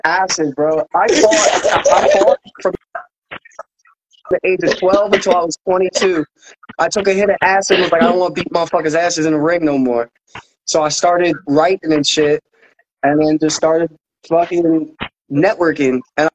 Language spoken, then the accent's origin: English; Philadelphia, Pennsylvania, United States; also born or lived in Dayton; now in Springfield, United States; I'm originally from Philly.